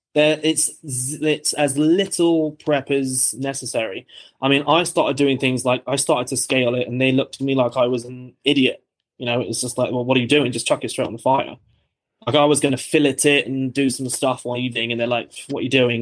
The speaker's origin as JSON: {"language": "English", "town": "Bristol", "region": "South West England", "country": "United Kingdom", "tie": "born or raised there", "moved": "as an adult", "lives_now": "Australia", "said": "I'm from England originally, so I'm from the southwest. It's a harbour town called Bristol"}